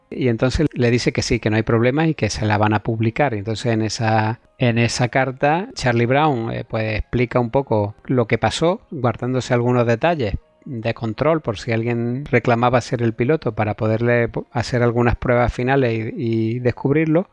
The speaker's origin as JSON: {"language": "Spanish", "town": "Cuevas de San Marcos", "region": "Andalusia", "country": "Spain", "said": "yo soy de Cueva de San Marcos, aunque es provincia de Málaga, pero es el último pueblo."}